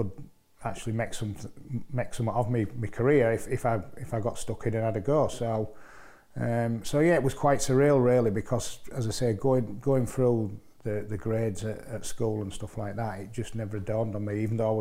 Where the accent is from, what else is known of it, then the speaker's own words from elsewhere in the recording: Hull, Yorkshire and the Humber, United Kingdom; I was brought up on North Hull Estate in Hull